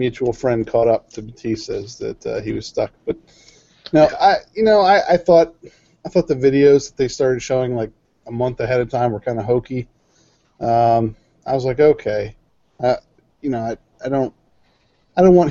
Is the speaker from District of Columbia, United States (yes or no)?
yes; Washington, D.C. area, District of Columbia, United States; born or raised there